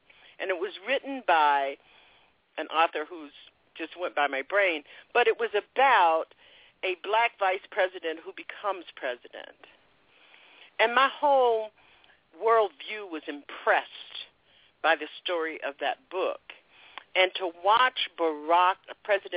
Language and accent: English; Palm Beach, Florida, United States; growing up in Jim Crow, I attended segregated schools until I was in the ninth grade. And then from 10th grade to 12th grade, I was one black child, little grit. And I was a black princess, by the way, and of 900 white children in Palm Beach, Florida.